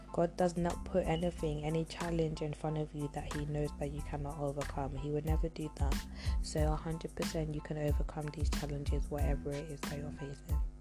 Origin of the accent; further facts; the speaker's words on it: London, United Kingdom; my hometown, which is London